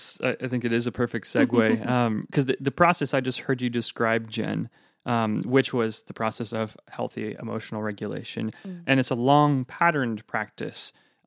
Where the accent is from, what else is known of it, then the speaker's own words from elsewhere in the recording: Pacific Northwest, United States; Maybe it's because I'm from the Northwest and, you know, grew up under a rain cloud.